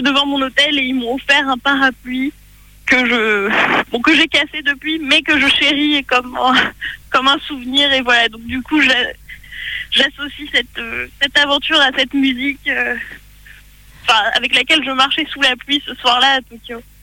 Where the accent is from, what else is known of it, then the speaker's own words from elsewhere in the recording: France; je viens de France.